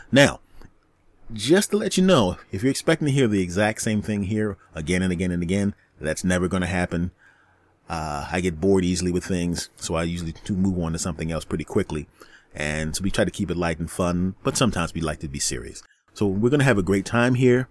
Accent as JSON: {"language": "English", "town": "Philadelphia", "region": "Pennsylvania", "country": "United States", "tie": "born or raised there", "moved": "yes", "said": "my hometown of Philadelphia"}